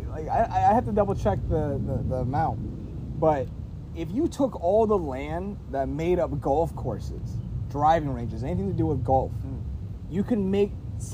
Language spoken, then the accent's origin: English; Pennsylvania, United States; because when I say I'm from Pennsylvania, that's not good enough.